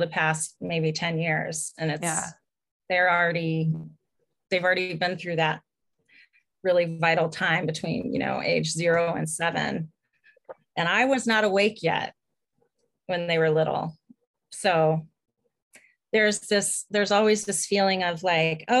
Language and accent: English; Minnesota, United States; I'm from Minnesota. I'm a girl from Minnesota